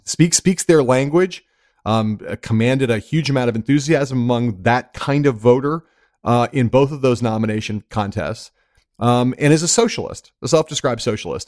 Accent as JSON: {"language": "English", "town": "Los Angeles", "region": "California", "country": "United States", "tie": "born or raised there", "said": "I grew up in Los Angeles, California"}